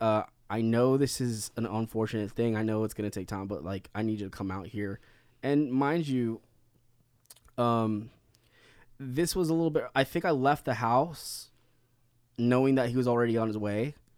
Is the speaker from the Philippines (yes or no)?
yes; Philippines; being Filipino